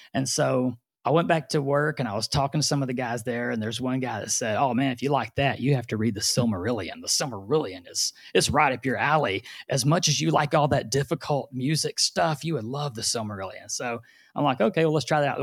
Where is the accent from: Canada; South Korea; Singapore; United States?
United States; Orange, Texas; also born or lived in Houston area; now in Houston, United States; I was born in Orange, Texas, which is the very far southeast corner of Texas